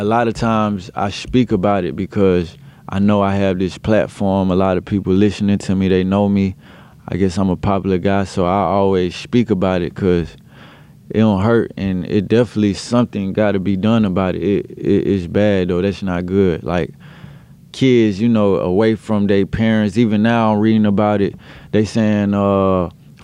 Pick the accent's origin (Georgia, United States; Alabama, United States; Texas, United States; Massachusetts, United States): Georgia, United States; Atlanta; I'm from the south side